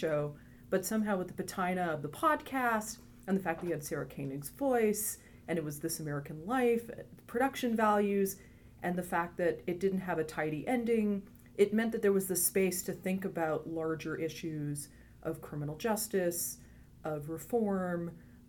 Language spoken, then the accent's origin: English; Eastern Ontario, Canada; moved away; I'm from Canada originally